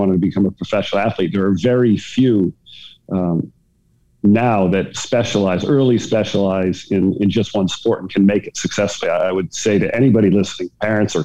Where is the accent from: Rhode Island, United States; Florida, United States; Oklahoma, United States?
Rhode Island, United States; Barrington; I grew up in Barrington, Rhode Island, which was a very nice town to grow up